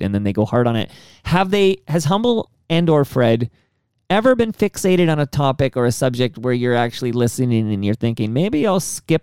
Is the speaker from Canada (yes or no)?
yes; Canada; I'm very Canadian and I live up here, and that's a completely different ecosystem and a different democracy.